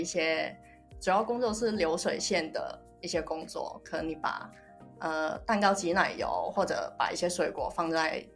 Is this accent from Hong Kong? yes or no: yes; Hong Kong; accent: Hong Kong accent; first language Cantonese; Chinese is a second language; moved away as an adult; now in Japan; 因为我是香港人